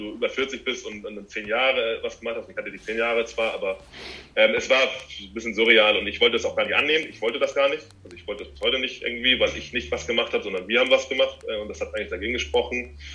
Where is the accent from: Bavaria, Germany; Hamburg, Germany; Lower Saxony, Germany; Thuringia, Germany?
Hamburg, Germany; hier zu Hause, wo ich herkomme